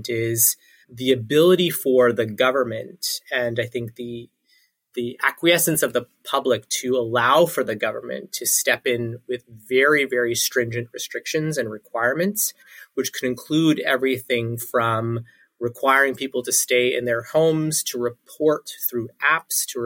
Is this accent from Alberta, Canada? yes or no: no; Toronto, Ontario, Canada; moved away; also born or lived in Ottawa; Born and raised in Toronto, and then did a short stint in the nation's capital of Ottawa.